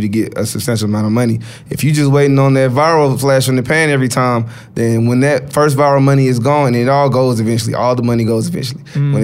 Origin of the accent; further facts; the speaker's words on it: United States; for me as an American